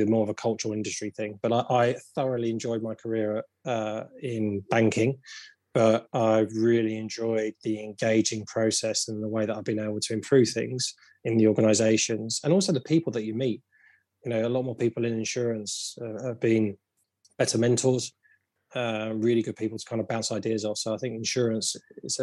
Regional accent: London, United Kingdom; I grew up around London

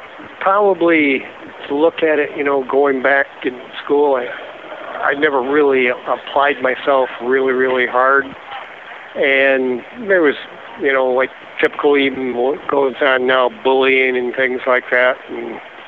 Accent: Hastings, Michigan, United States; also born or lived in Gun Lake, Michigan; I grew up in Hastings, Michigan, and a small town, you know, between Grand Rapids and Kalamazoo

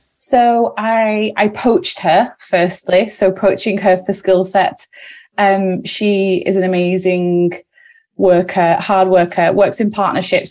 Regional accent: Wigan, North West England, United Kingdom; we're sisters from Wigan

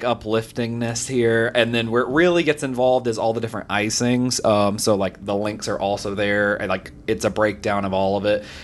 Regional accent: the South, United States; I, I grew up in the South

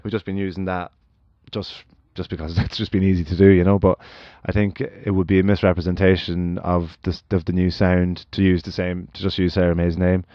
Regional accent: Ireland; as Irish people

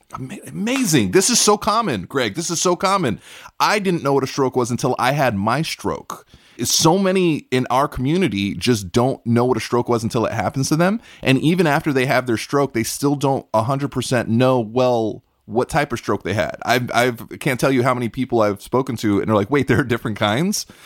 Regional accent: New York City, New York, United States; I grew up in Brooklyn, New York

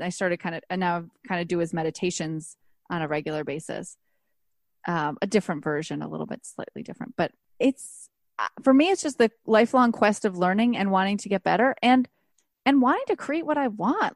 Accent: Buffalo, New York, United States; now in Los Angeles, United States; I grew up in Buffalo

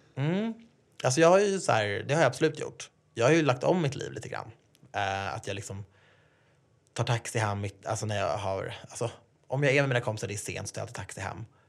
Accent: Sweden; jag är född i Sverige och haft det bra.

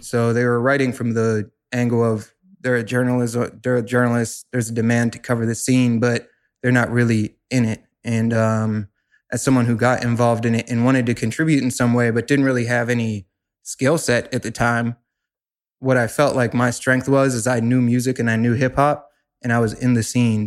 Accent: Pittsburgh, Pennsylvania, United States; growing up in Pittsburgh, I got very involved in my local music scene

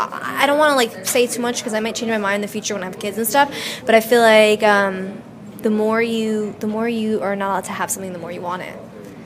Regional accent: New York City, New York, United States; also born or lived in Staten Island; I'm from New York City. I was born in Brooklyn.

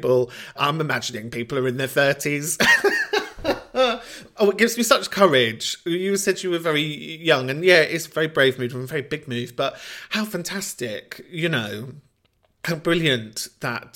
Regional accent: London, United Kingdom; where I grew up in Camden

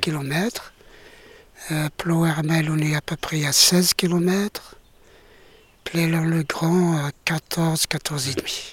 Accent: Algeria; moved away as an adult; also born or lived in Paris, France; now in France; je suis euh, d'Algérie. Donc, je viens d'Algérie. J'ai quitté l'Algérie euh, en 2002 ah pour, m'installer en France. J'approchais la cinquantaine

